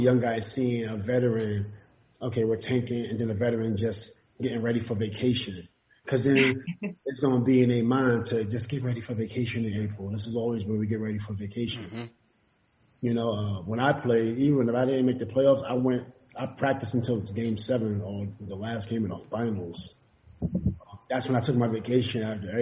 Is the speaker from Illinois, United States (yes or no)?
no; New York City, New York, United States; also born or lived in Queensbridge, Queens / Ravenswood, Queens; I grew up in Far Rock too, in the hood.